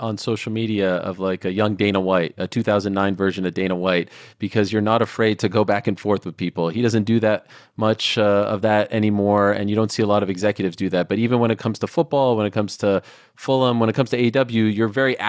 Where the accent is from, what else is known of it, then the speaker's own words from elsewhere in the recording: Canada; I'm Canadian also, because AOL wasn't as big of a deal over there.